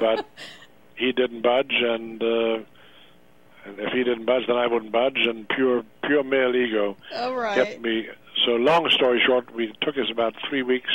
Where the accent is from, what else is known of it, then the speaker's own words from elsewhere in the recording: Germany; moved away as an adult; also born or lived in Texas / Montana; now in United States; I grew up on farms in Germany